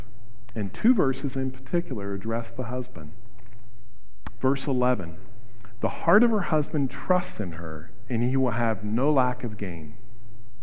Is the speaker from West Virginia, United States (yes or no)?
yes; Wheeling, West Virginia, United States; I grew up in Wheeling, West Virginia